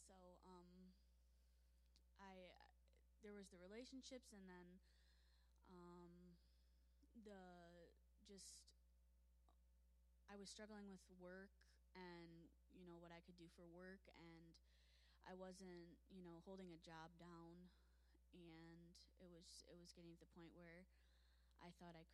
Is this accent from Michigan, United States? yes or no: yes; Lake Orion, Michigan, United States; Lake Orion.